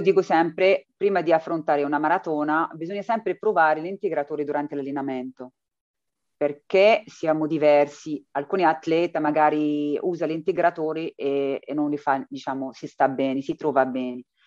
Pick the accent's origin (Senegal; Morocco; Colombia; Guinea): Morocco; now in Matera, Italy; io vengo dall'Africa, dal Marocco, per trovare qualcosa di meglio